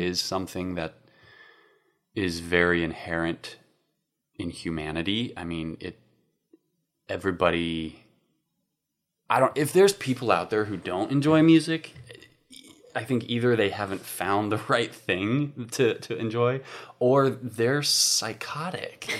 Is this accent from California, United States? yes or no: no; Fort Collins, Colorado, United States; I am from Colorado originally. I grew up in a town called Fort Collins